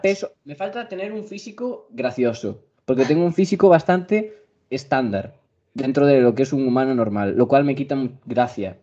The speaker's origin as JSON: {"language": "Spanish", "country": "Spain", "said": "mi país tenemos calzado solo para casa"}